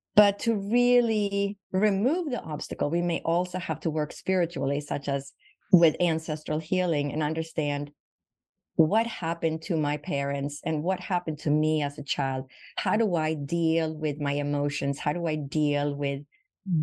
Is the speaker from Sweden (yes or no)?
yes; Sweden; moved away as an adult; now in Phoenix, United States; So I was born and raised in Sweden, and I moved to the United States when I was 21.